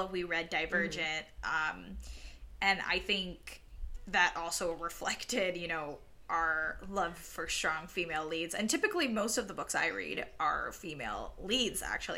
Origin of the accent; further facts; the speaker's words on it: Puerto Rico; first language Spanish; English is a second language; We were born and raised in Puerto Rico